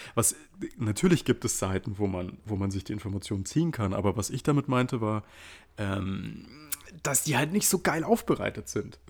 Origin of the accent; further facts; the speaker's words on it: Munich, Bavaria, Germany; wir eigentlich gebürtige Münchner sind